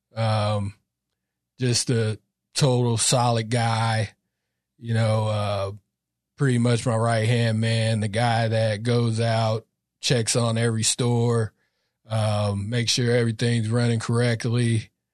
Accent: Sacramento, California, United States; I'm from Sac, North, North Sacramento. Um, grew up in a, a really Catholic back around, went to Catholic school from K to eight

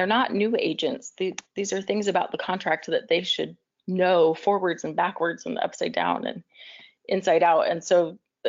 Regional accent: Chandler, Arizona, United States; also born or lived in Tempe, Arizona / Mesa, Arizona / Amarillo, Texas; lived in Tempe until through elementary school, and then moved into Chandler

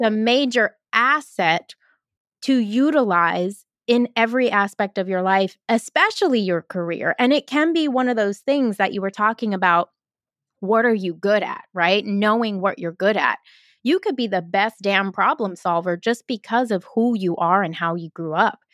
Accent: New York City, New York, United States; I grew up in Brooklyn too. I'm an eighties baby, so I grew up in Brooklyn during the nineties

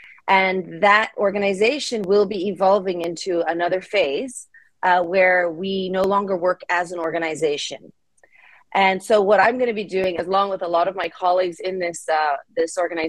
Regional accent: Japan; also born or lived in United States; I grew up in Japan, in rural Japan. I'm originally from the U.S.

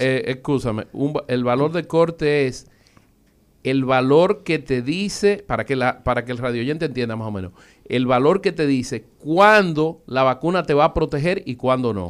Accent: Dominican Republic; Nosotros, como dominicanos, somos orgullosos de nuestra raza y nuestro país.

